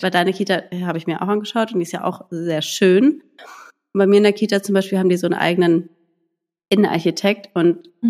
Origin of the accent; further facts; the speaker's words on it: a village near Heidelberg, Baden-Württemberg, Germany; now in Berlin, Germany; ich komme ja aus dem Dorf, ähm, aus Heidelberg, also einer kleinen Stadt und da bei einem Dorf.